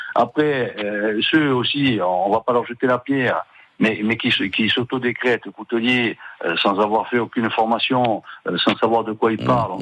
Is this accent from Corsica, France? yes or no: yes; Corsica, France; en tant que Corse